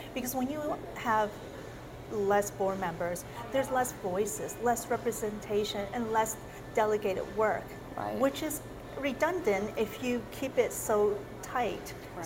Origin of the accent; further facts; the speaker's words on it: South Korea; now in Arizona, United States; My uh, ethnicity is Chinese, and I was born in South Korea. I came to the States in 1977